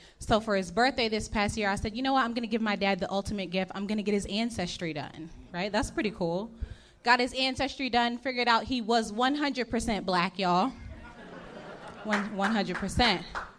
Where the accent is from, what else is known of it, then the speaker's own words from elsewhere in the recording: Texas, United States; moved away; I'm from Texas originally.